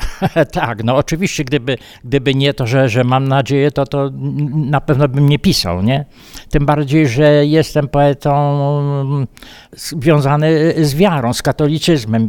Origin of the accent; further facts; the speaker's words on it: Miejsce Piastowe, Subcarpathian Voivodeship, Poland; now in Istebna, Poland; urodziłem się w miejscu piastowym, mieszkałem e, na Kubalonce, to jest taka część Istebnej i tam po prostu żyję do dziś, to, czyli ponad 50 lat